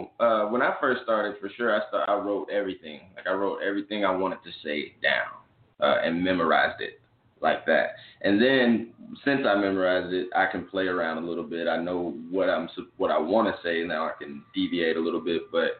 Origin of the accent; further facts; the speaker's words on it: Arlington, Texas, United States; also born or lived in Fort Worth / Mississippi; I'm from Arlington. I'm from Arlington, Texas. I was born in Fort Worth, moved to Arlington shortly after, moved to Mississippi shortly after.